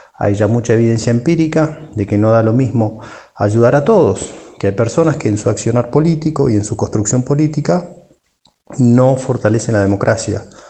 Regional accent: Argentina; de Argentina, consultor

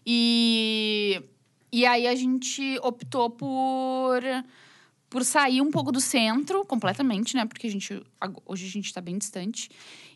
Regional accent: Rio Grande do Sul, Brazil; accent: gaúcho

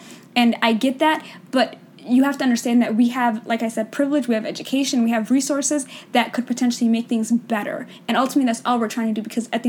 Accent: United States; we're from the West, we're from America

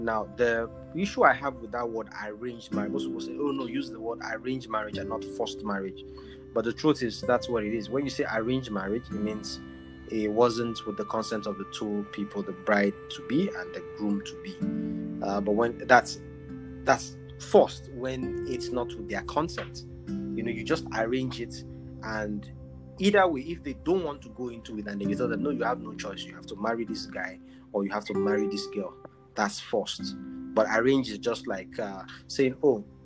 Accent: Maiduguri, Borno, Nigeria; I'm from Northern Nigeria, Northeast to be precise, Maiduguri. I'm Shua Arab by tribe

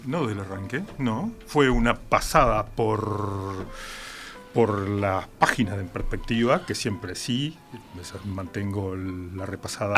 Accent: Montevideo, Uruguay; also born or lived in San Carlos; Con dos años ya estaba en Montevideo

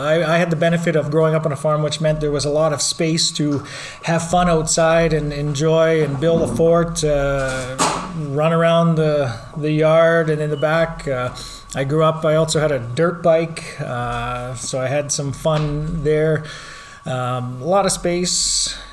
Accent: Lloydminster, Canada; I was born and raised here in Lloydminster, actually just outside of Lloydminster on a farm

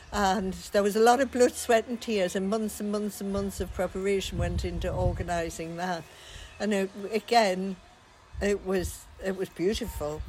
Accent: Australia; I was born in Australia in 19 whenever.

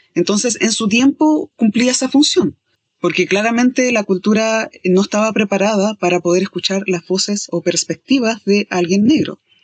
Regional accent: Chile; somos de Chile

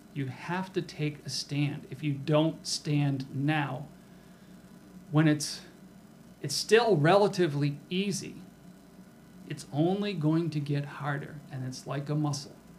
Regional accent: Rochester, New Hampshire, United States; make it into the lovely metropolis of Rochester, my hometown.

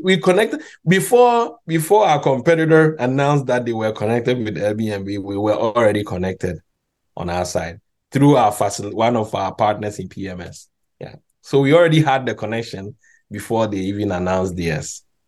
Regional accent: Ghana; moved away; also born or lived in Montreal, Canada; I'm actually Ghanaian

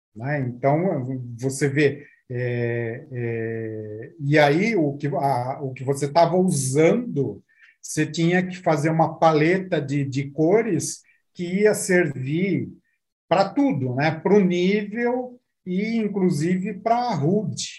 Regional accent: Brazil; somos brasileiros, essa é uma empresa do, do Brasil

